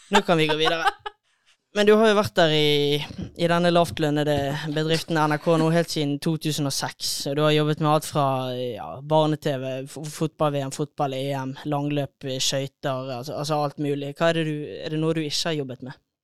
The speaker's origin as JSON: {"language": "Norwegian", "region": "Western Norway", "country": "Norway", "said": "jeg er jo vestlending"}